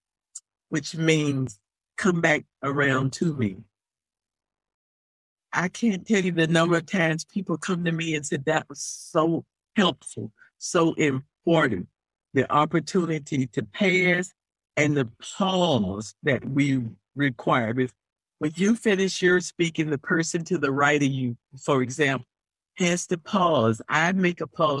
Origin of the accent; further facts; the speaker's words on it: the South, United States; I'm from the South